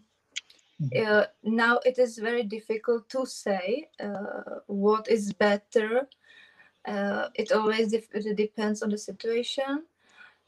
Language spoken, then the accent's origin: English; southeast Bohemia, Czechia; English is a second language; I'm from southeast of Bohemia.